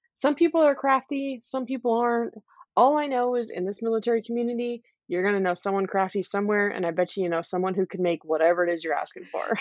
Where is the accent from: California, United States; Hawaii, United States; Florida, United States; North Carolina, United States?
California, United States; moved away as an adult; also born or lived in Okinawa; I'm from California. My whole family's in California. I'm just, like, a West Coast kind of person